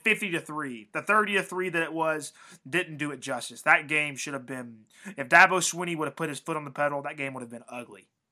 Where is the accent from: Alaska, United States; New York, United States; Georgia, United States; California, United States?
Georgia, United States; Cartersville; Cartersville, Georgia, my hometown